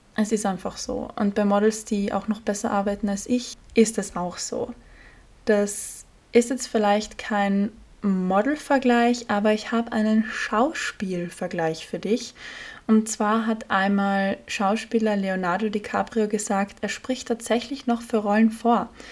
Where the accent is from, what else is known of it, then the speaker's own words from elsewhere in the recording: Austria; als Österreicherin